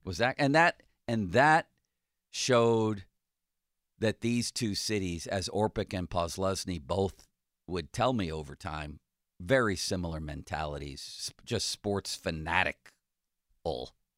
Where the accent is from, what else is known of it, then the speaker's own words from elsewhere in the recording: Buffalo, New York, United States; now in Pittsburgh, United States; I'm from Buffalo